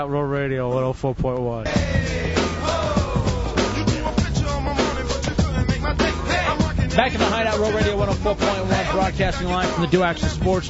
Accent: United States; I was brought up in the United States of America

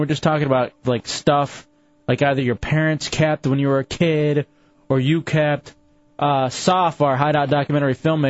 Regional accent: Lubbock, Texas, United States; moved away; I was born in Lubbock, Texas, in the desert. There's no water out there.

